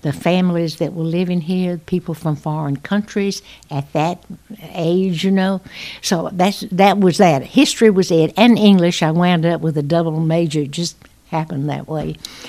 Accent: Macon, Georgia, United States; also born or lived in Chicago; I went to school here in Macon, which is my hometown, Macon, Georgia.

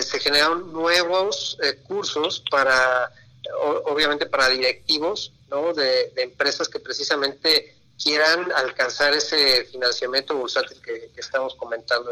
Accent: Mexico; como mexicanos

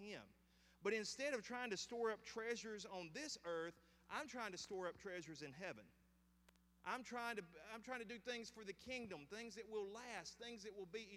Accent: the South, Southern United States, United States; I am a Southern dude. I will be here unless God calls me somewhere else. I will stay below the Mason and Dixon line

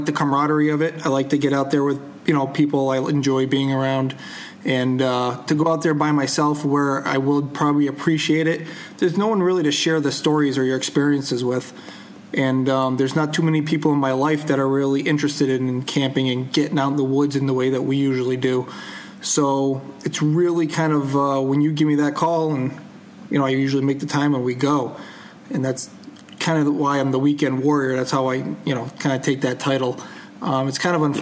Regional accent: Connecticut, United States; I am from Connecticut.

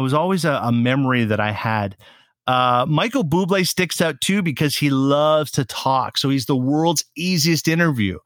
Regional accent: Saskatoon, Saskatchewan, Canada; moved away as an adult; now in Montreal, Canada; When I finished high school in my hometown of Saskatoon, Saskatchewan

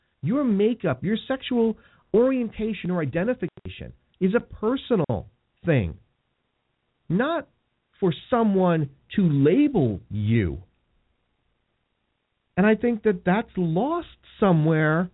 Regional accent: United States; I'm a Christian, I'm an American

